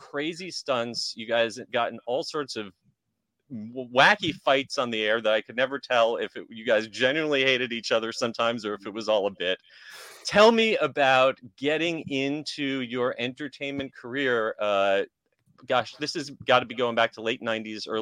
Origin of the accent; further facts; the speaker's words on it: New Jersey, United States; moved away; I moved here in 1996, and I grew up in New Jersey